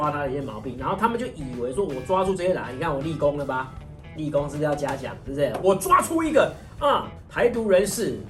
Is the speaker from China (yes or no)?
no; Taiwan; 我们台湾人